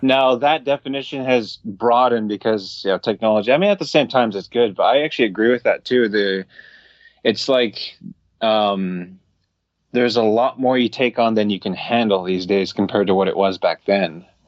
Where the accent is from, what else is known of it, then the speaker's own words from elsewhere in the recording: Alaska, United States; I'm from Alaska.